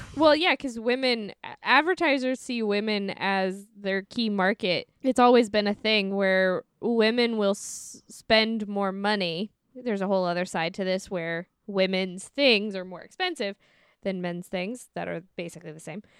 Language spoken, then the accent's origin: English; St. Louis, Missouri, United States; I'm from Saint Louis